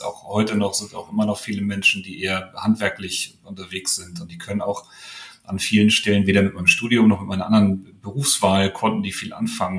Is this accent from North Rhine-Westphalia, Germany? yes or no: no; Hamburg, Germany; ich bin groß geworden ganz im Westen, ähm, in Lurup heißt das.